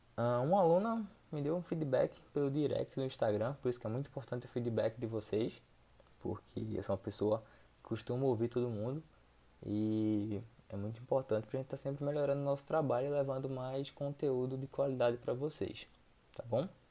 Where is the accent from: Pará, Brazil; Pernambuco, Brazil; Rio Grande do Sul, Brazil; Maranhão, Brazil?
Pernambuco, Brazil; Recife; sou de Recife, Pernambuco